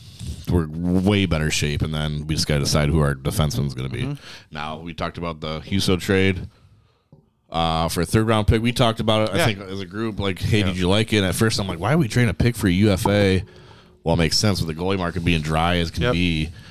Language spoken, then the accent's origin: English; Canada; And being a Canadian, I thought he would.